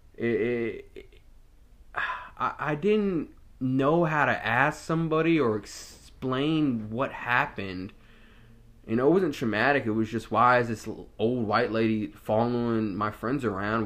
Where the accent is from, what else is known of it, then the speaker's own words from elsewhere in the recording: Norfolk, Virginia, United States; I grew up in Ocean View, so it's a heavily mixed population out there. I went to a predominantly African-American high school and middle school. I went to Azalea Middle School and Norview High School